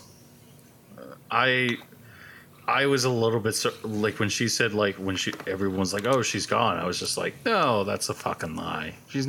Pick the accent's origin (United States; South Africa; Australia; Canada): Canada; I know, we're Canadians, but we're still her subjects.